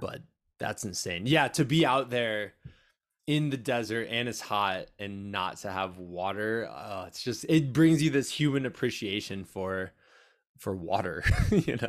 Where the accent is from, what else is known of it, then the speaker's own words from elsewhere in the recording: eastern Iowa, United States; my hometown in, uh, kinda eastern Iowa area